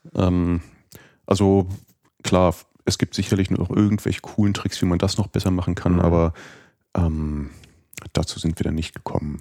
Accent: Germany; für uns als Deutsche

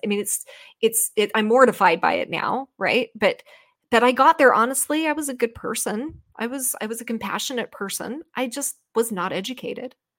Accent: United States; the thorough history lesson I never received as an American person in my school

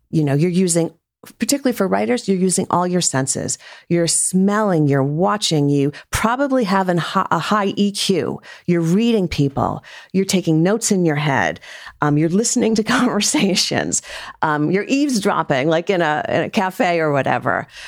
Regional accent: Rhode Island, United States; I grew up in Rhode Island.

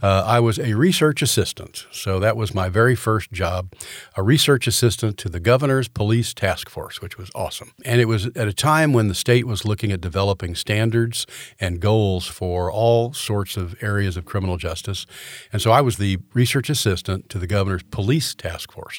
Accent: Orlando, Florida, United States; also born or lived in Tallahassee; Grew up in Orlando, Florida.

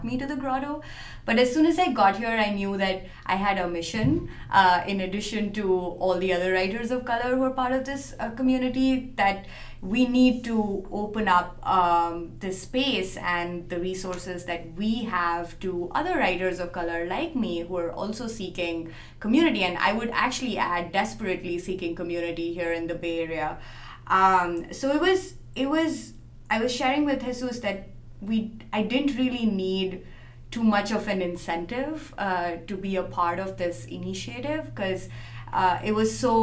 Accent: India; moved away as an adult; now in San Francisco, United States; So I'm an Indian journalist and writer. I moved to San Francisco just last year

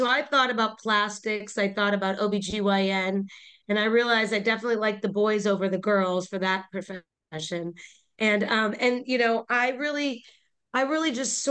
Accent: Midwest, United States; moved away as an adult; also born or lived in Duke (North Carolina); now in Palm Beach, United States; I was an Indian girl in the Midwest. We used to joke because there was two brown girls in our class in high school

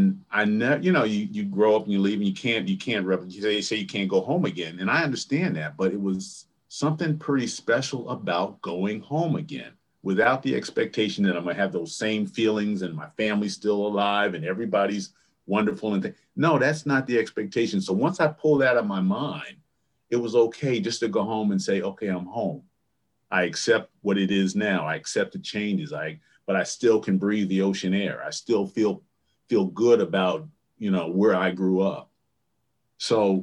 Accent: Neptune, New Jersey, United States; moved away as an adult; also born or lived in Princeton, New Jersey / Milwaukee, Wisconsin; I grew up on the Jersey Shore down by Asbury Park, Neptune area

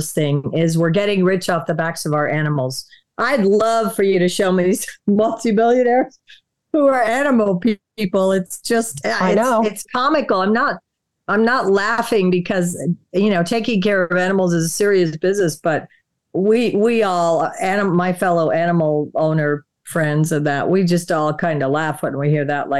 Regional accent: Wisconsin, United States; moved away; also born or lived in Florida; we grew up in Wisconsin and then moved to Florida.

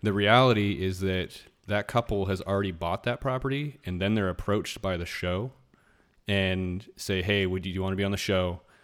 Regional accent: Anchorage, Alaska, United States; moved away; I grew up in Anchorage, Alaska

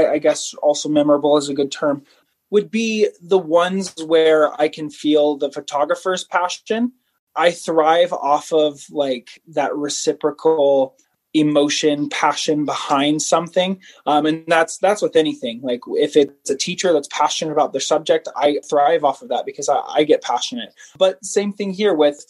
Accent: Savannah, Georgia, United States; now in Utah, United States; I'm from Savannah.

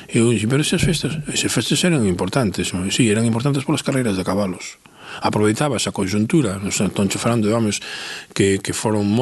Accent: Muxía, Galicia, Spain; eu son dunha parroquia, non son de, de, de non son do Concello de Muxía, son dunha parroquia, do, agora pertenece ao Concello de Muxía

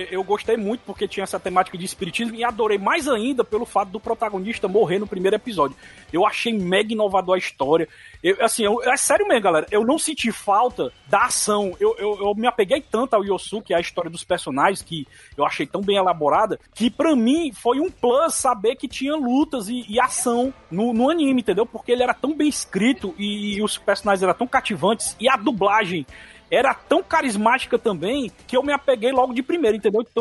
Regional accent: Minas Gerais, Brazil; Minas. Minas. De Minas.

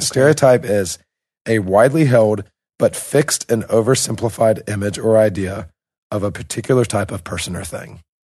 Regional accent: United States; now in Russia; an American who lives in Russia

